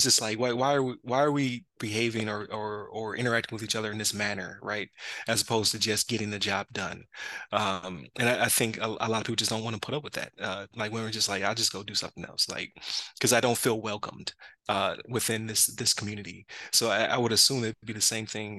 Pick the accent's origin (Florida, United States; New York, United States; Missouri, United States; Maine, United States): New York, United States; Buffalo; I'm from Buffalo, so I used to go across the Rainbow Bridge back in the day